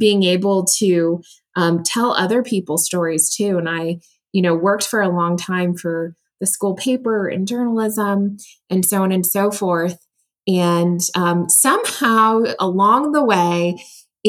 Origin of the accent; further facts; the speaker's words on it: United States; also born or lived in Taiwan; moved to the US when I was three, grew up in a very, very loving family